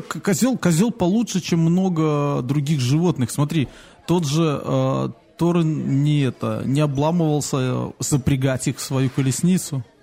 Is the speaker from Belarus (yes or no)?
yes; Belarus; мы, наверное, из Беларуси